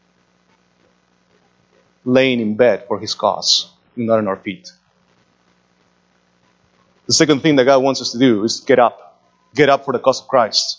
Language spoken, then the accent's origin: English; Lima, Peru; moved away; When I was a teenager, growing up in Lima